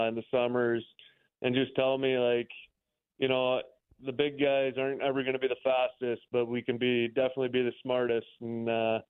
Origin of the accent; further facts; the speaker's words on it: Minnesota, United States; moved away as an adult; now in Wichita, United States; I'm from Minnesota, so it's only about 7.5 hours from my home.